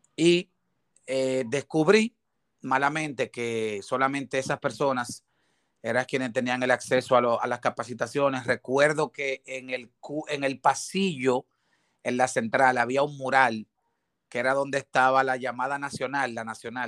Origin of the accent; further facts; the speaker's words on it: Bajos de Haina, San Cristóbal, Dominican Republic; also born or lived in Santo Domingo; Yo nazco en Santo Domingo, un 3 de agosto del 82, tengo 40 años eh, soy nativo de Jaina